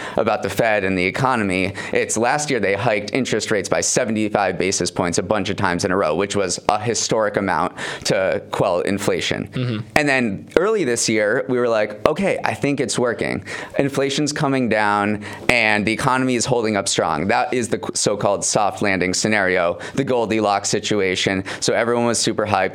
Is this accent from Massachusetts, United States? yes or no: yes; Western Massachusetts, United States; I grew up in Western Mass